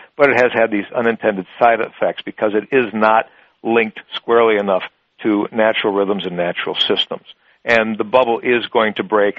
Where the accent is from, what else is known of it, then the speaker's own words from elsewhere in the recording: Wisconsin, United States; my home state of Wisconsin